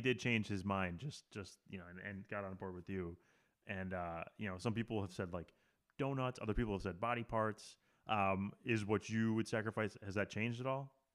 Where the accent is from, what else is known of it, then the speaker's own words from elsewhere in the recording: Wisconsin, United States; I grew up in Wisconsin